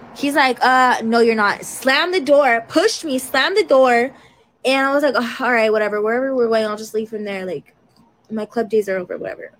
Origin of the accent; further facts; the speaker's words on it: Denver, Colorado, United States; I'm from Denver